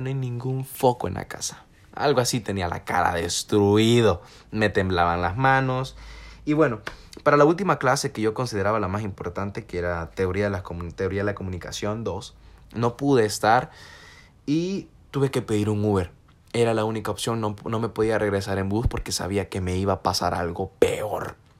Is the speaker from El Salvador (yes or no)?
yes; El Salvador; somos salvadoreños